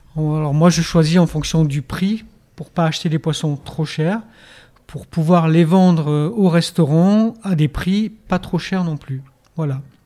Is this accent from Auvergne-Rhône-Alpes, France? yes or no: yes; Auvergne-Rhône-Alpes, France; now in Hendaye, France; je viens d'Auvergne, par exemple on a du boudin qui est vraiment du boudin